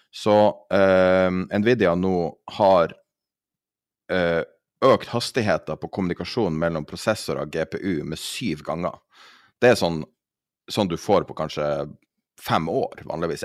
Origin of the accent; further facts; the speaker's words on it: Norway; som nordmann